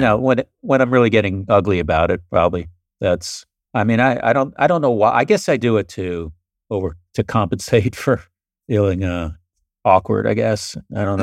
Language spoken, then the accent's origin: English; Florida, United States; also born or lived in New York; I was born in New York, and then when I was eight, we all moved down to Florida